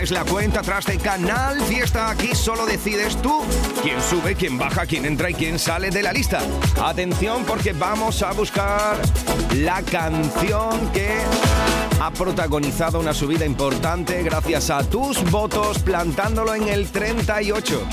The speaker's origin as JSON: {"language": "Spanish", "town": "Huelva", "region": "Andalusia", "country": "Spain", "said": "en Punta Umbría, en mi tierra, en Huelva"}